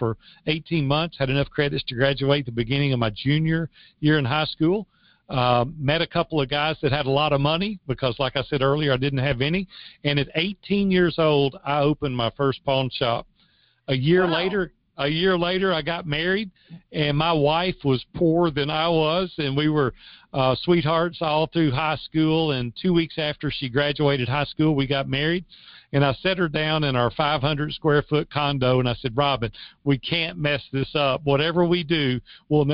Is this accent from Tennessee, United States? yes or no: yes; Madison, Tennessee, United States; also born or lived in Nashville, Tennessee; I grew up in Madison, Tennessee, which is just 8 miles